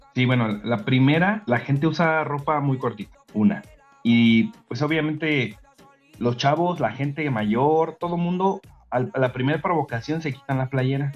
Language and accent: Spanish; Mexico; now in Bulgaria; los que somos mexicanos